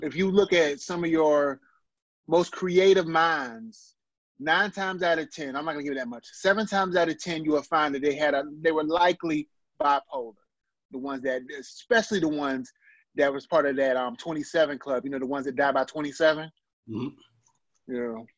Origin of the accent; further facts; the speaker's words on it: Compton, California, United States; I'm from Compton.